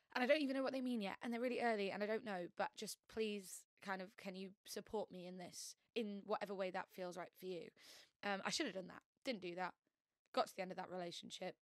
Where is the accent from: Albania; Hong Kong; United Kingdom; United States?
United Kingdom; York, Yorkshire and the Humber; moved away as an adult; now in London, United Kingdom; I'm originally from York, not the most queer uh, place on earth.